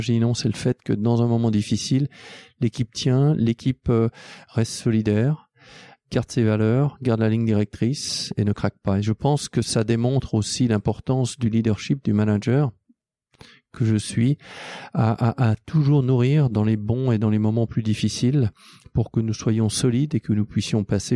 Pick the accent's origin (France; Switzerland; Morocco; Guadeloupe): Switzerland; je suis suisse, aussi français, anglais